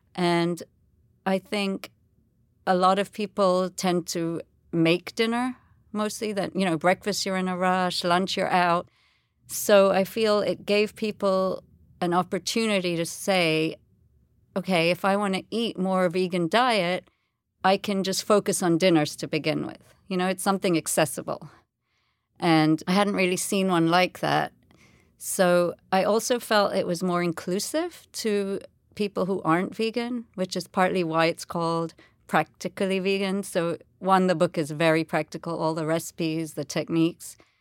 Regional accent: Jamaica; moved away; also born or lived in England; And I was born in Jamaica. I've lived, you know, I was, grew up there my whole life, um, apart from boarding school in England.

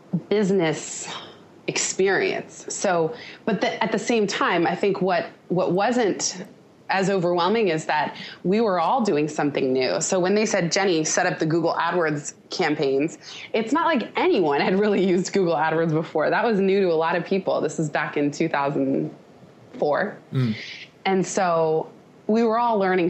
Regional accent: Palo Alto, California, United States; in my hometown. My mom happened to live in Palo Alto

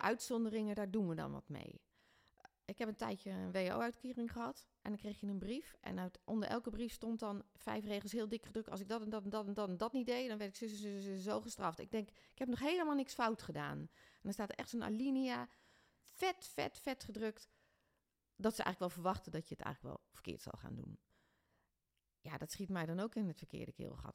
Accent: Ede, Gelderland, Netherlands; also born or lived in Doesburg; now in Ede, Netherlands; ik ben in Ede opgegroeid

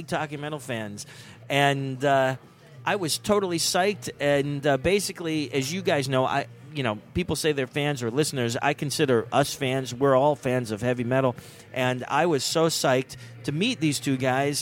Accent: Johnstown, Pennsylvania, United States; moved away; Johnstown, Pennsylvania, my hometown

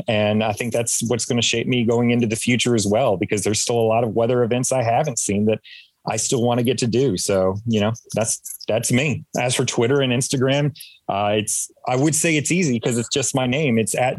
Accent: Atlanta, Georgia, United States; growing up in Metro Atlanta during the time that I did, which was the late 80s all the way through the 90s

